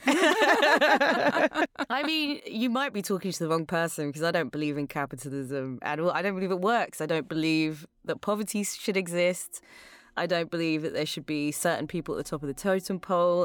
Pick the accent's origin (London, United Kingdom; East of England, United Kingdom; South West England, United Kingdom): London, United Kingdom; accent: British; moved away; I grew up in England, uh, which is, well, in London